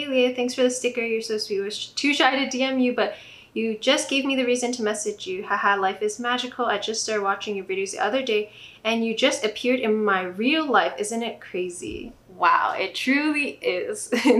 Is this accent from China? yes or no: yes; Tibet, China; I'm from Tibet, but kind of not, because China snatched our country, but that time I was not born, obviously, lol.